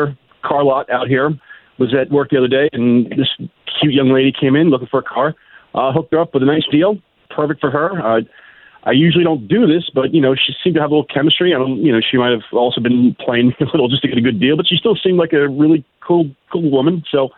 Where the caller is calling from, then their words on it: Apopka, Florida, United States; I'm calling from Apopka.